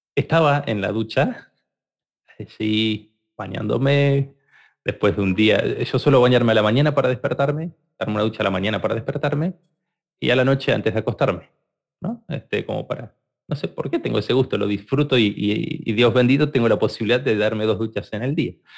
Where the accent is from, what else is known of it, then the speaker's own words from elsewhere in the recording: Argentina; soy argentino